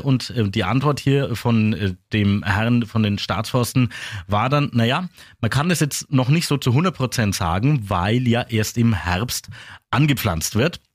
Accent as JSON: {"language": "German", "area": "Upper Franconia", "region": "Bavaria", "country": "Germany", "said": "bei uns in Oberfranken"}